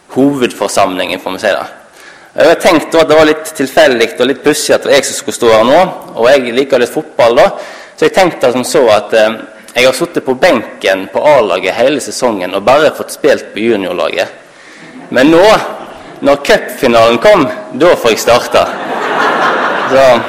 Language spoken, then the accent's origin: Norwegian; Halsnøy, Vestland, Norway; Jeg kommer fra Halsnøy i Sunnhordland